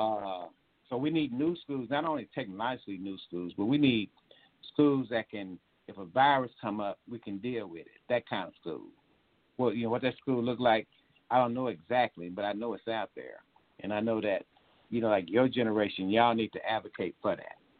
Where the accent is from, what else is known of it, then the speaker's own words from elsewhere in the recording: Ennis, Texas, United States; my hometown, Ennis